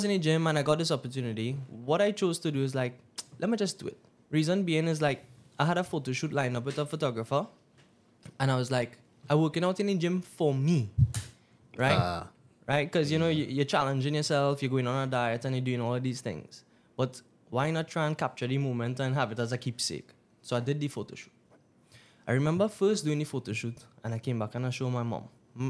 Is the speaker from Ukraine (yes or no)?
no; Trinidad & Tobago; No. I'm Indian. Indo